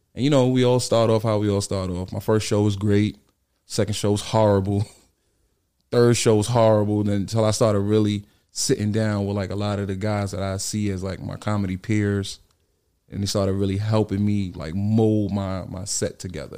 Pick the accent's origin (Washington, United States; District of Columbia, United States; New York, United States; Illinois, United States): New York, United States; New York City; also born or lived in Bronx; I'm actually from Harlem, right across the street from, uh, Rucker Park on one hundred fifty-fifth Street.